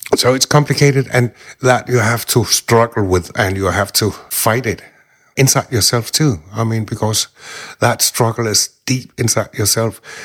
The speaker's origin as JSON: {"language": "English", "country": "Denmark", "said": "I am from Denmark. I'm living here most of my time."}